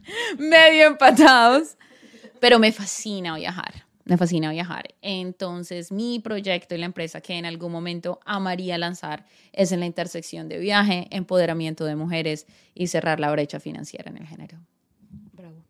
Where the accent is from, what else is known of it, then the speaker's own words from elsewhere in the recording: San José del Guaviare, Guaviare, Colombia; moved away as an adult; also born or lived in Bogotá; now in United States; obviamente toda mi familia está en Bogotá, pero crecí en el llano, en San José del Guaviare